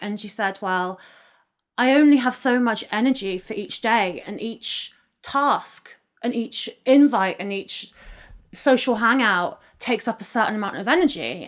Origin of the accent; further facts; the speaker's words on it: Oxfordshire, South East England, United Kingdom; I grew up in the countryside on the edge of Oxfordshire.